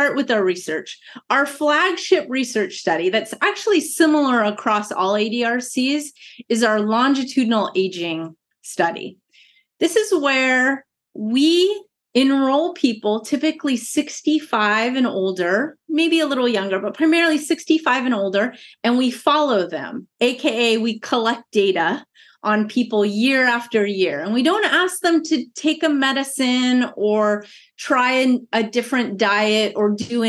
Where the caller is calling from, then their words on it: Irvine, California, United States; Yes, I'm coming from Irvine, California, more specifically UC Irvine, which is sort of central Orange County.